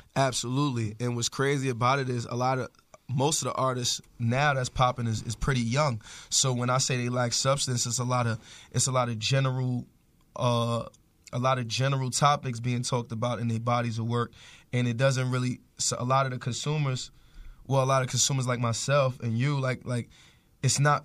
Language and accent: English; New York City, New York, United States; growing up in Harlem